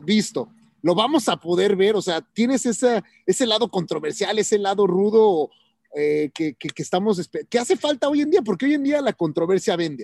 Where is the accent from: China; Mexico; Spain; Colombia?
Mexico; now in United States; soy latino, wow, es mexicano